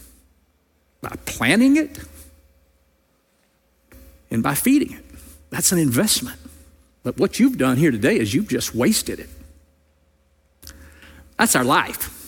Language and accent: English; Louisiana, United States; moved away; I grew up in Louisiana